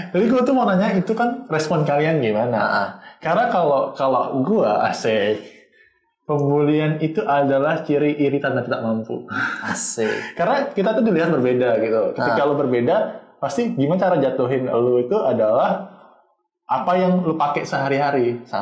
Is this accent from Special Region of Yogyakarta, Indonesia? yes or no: no; Surabaya, East Java, Indonesia; kita uh, eh, se uh, sebagai orang Surabaya gitu hmm. ngomong bahasa Jawa.